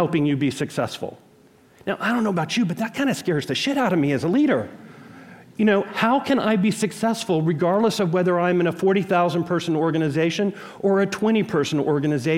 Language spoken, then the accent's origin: English; Jackson, Mississippi, United States; I was born in Jackson, Mississippi in 1966